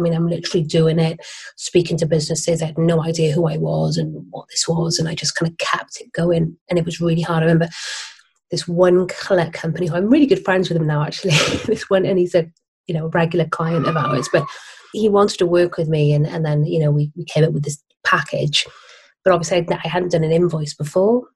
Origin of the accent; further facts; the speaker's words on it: Barry, Wales, United Kingdom; moved away as an adult; also born or lived in Cardiff / London; I grew up in Barry, you know, Welsh girl, and lived in Cardiff as well. I moved to London in my early 20s.